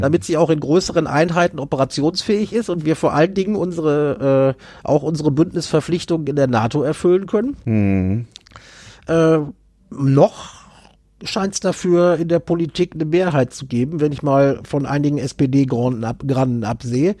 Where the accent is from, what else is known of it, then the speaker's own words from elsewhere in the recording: Germany; wir als Deutsche